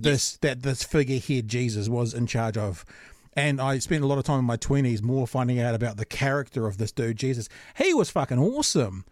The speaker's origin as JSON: {"language": "English", "region": "Auckland", "country": "New Zealand", "tie": "born or raised there", "said": "I grew up in Auckland."}